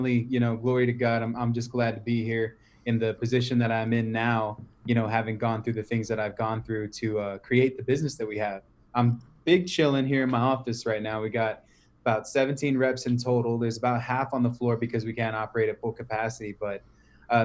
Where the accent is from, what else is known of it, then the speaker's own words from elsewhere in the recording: San Antonio, Texas, United States; also born or lived in Cleveland, Ohio; I was born in Cleveland, but raised in San Antonio